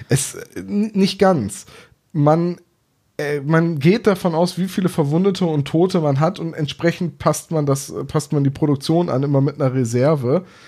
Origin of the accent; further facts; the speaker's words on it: Bremen, Germany; ich, bin Bremer